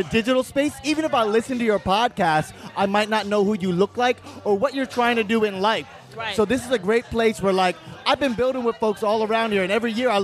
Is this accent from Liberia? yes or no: no; St. Croix, U.S. Virgin Islands; moved away as an adult; I grew up in St. Croix in the U.S. Virgin Islands